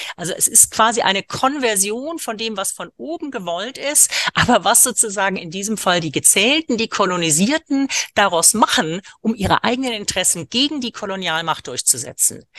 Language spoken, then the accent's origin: German; India; moved away; aus Indien, wo ich geboren bin